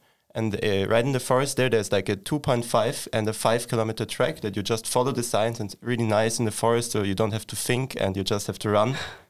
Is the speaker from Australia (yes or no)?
no; Austria; moved away as an adult; now in Linköping, Sweden; I'm from Austria